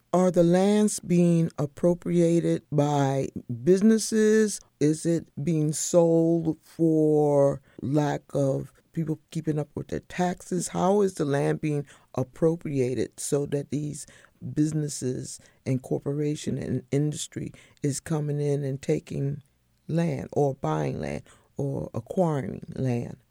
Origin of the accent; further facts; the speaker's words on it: Northumberland County, Lancaster County, Virginia, United States; I'm from Northumberland, Lancaster